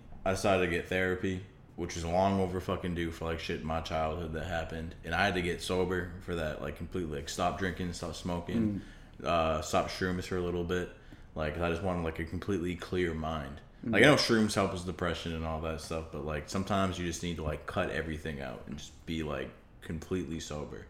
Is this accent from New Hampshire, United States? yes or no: yes; Manchester, New Hampshire, United States; Manchester, New Hampshire, where I'm from and where I live right now, one of the big cities for heroin overdoses